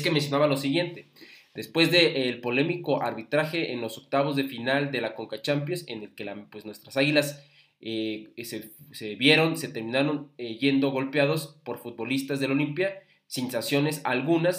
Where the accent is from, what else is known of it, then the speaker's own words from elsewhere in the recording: Mexico City, Mexico; los que somos capitalinos de nacimiento